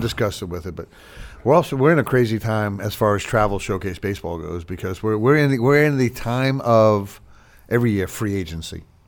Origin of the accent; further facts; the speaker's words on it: Long Island, New York, United States; now in Charlotte, United States; I grew up on Long Island